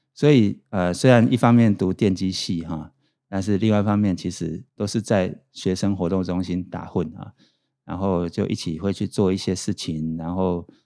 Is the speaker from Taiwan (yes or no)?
yes; Pingtung County, Taiwan; 我是成大电机系毕业，我是屏东人